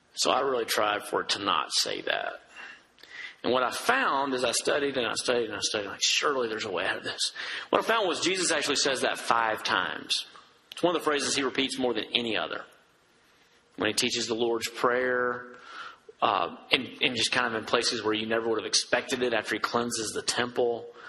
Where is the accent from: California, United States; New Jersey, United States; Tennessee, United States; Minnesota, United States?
Tennessee, United States; Dresden; I'm a redneck from Dresden, Tennessee